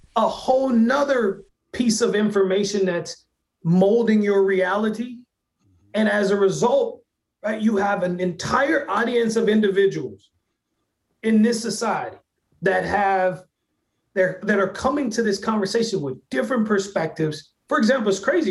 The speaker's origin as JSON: {"language": "English", "town": "Hot Springs", "region": "Arkansas", "country": "United States", "tie": "born or raised there", "moved": "yes", "said": "my hometown in Hot Springs, Arkansas"}